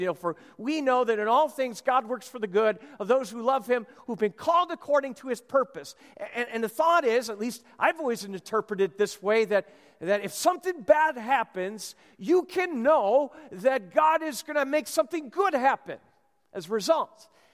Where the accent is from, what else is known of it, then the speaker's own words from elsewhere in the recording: Minnesota, United States; moved away; I'm from Minnesota